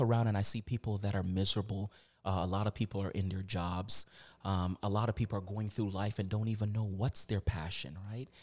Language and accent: English; Virginia, United States; moved away as an adult; also born or lived in Canada (born); now in Toronto, Canada; I'm from the United States. I'm from Virginia.